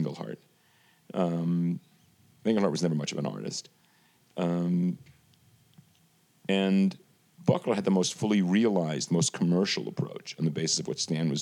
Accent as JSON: {"language": "English", "town": "New York City", "region": "New York", "country": "United States", "tie": "born or raised there", "moved": "as an adult", "said": "I grew up in Brooklyn"}